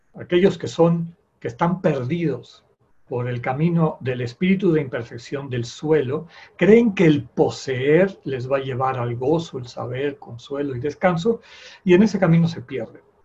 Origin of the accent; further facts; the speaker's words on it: Yucatán, Mexico; A mí todavía me tocó en mi infancia en Yucatán